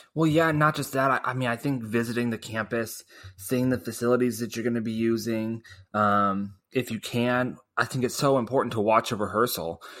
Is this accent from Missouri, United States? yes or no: yes; Springfield, Missouri, United States; I was from Springfield